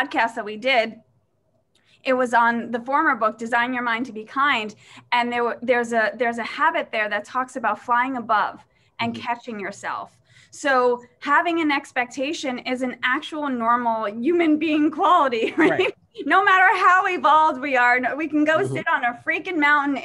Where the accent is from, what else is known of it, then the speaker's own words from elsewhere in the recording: New York City, New York, United States; I grew up in Staten Island. I grew up in an Irish household